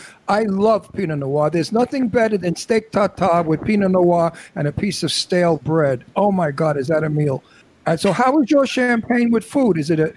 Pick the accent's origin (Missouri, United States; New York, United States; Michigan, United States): New York, United States; New York City; accent: Brooklyn; I was born and raised in the Red Hook Projects in Brooklyn.